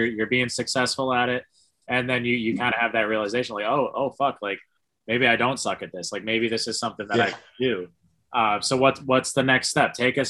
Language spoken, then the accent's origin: English; Northeast, United States; we're from the Northeast.